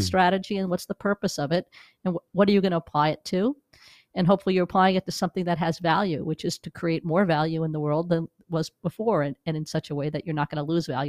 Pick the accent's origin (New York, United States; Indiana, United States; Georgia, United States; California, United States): New York, United States; moved away as an adult; also born or lived in Missouri; now in Los Angeles, United States; I'm a New Yorker who came here twenty years ago